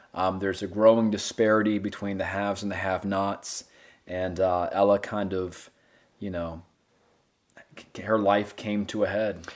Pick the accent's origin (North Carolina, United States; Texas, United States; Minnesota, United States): North Carolina, United States; Gastonia; moved away as an adult; also born or lived in Asheville, North Carolina / Louisiana; I grew up in Gastonia